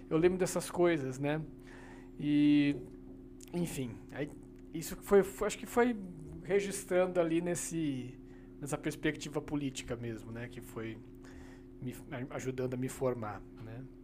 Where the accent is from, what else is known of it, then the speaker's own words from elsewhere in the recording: Brazil; Sou, sou, sou do interior aqui do lado, né? Sou, sou de Bragança. Ah, né? Bragança, Então, É, é, então eu cresci aí naquela vida de cidade pequena